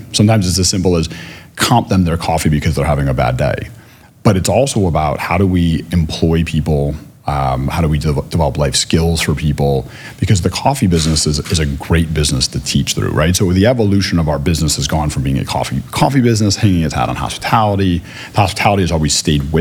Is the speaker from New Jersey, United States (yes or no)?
no; Chicago, Illinois, United States; now in Philadelphia, United States; growing up in Chicago